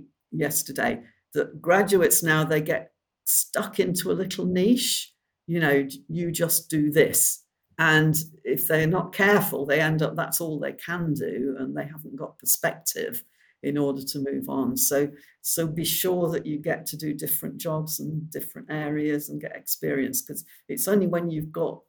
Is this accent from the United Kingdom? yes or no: yes; Bolton, North West England, United Kingdom; also born or lived in Cheshire; I was brought up in near Bolton.